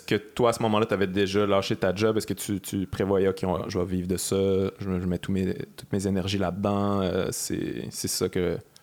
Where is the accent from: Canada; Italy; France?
Canada; Quebec City, Quebec; je viens de Québec